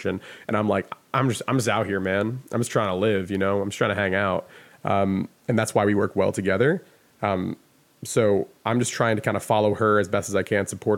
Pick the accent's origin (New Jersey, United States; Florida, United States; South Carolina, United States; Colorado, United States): New Jersey, United States; accent: Jersey; also born or lived in Japan; at least Jersey style English